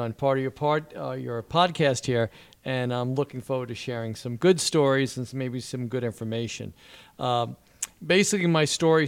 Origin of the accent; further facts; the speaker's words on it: Wantagh, New York, United States; moved away as an adult; now in Manasquan, United States; growing up in Wantagh, Jones Beach